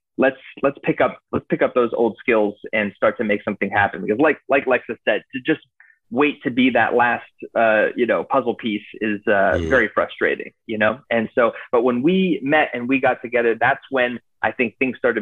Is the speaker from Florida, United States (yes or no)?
yes; Boca Raton, Florida, United States; moved away as an adult; also born or lived in New York; I'm actually originally from Boca Raton, Florida